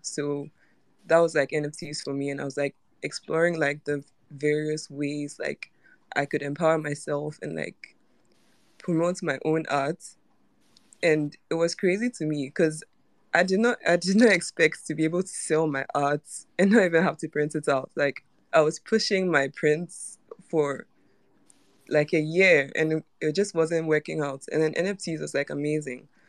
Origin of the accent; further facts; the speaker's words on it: Ghana; now in Accra, Ghana; I'm from Ghana actually, and so I'm calling from I'm calling in from Accra right now.